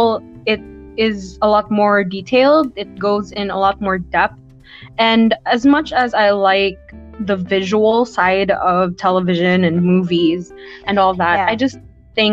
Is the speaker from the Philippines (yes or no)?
yes; Philippines; I'm from the Philippines